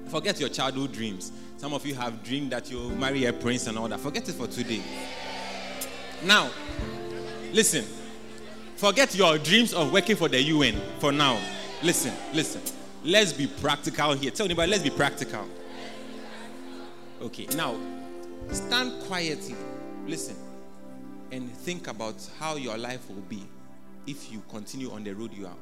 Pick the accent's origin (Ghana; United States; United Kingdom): Ghana; as a Ghanaian